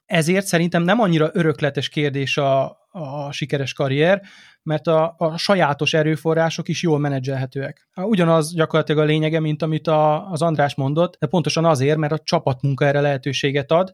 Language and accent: Hungarian; Délvidék, Vojvodina, Serbia; mindketten a délvidékről származunk, tehát gyakorlatilag ugyanolyan keretrendszerben nőttünk föl